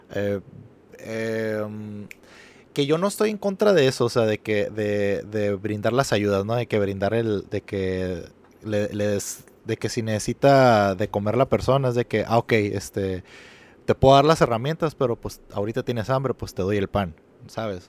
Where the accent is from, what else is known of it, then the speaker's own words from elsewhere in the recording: Mexico; para mí como mexicano sí es fácil empatizar